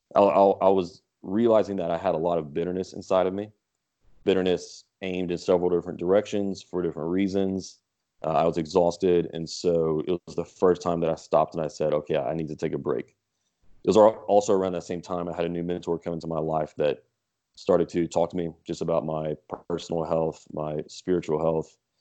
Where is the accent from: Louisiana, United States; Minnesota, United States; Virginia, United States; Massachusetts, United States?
Louisiana, United States; Lafayette; also born or lived in Texas; I was born in Texas, but grew up in the Lafayette area